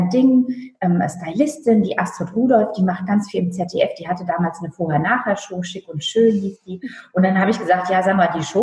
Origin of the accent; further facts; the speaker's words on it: Lower Saxony, Germany; Ich bin in Friesland aufgewachsen